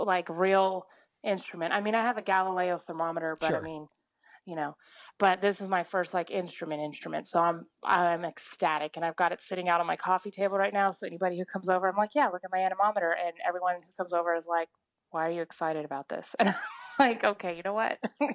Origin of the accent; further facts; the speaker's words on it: Oklahoma, United States; in Oklahoma.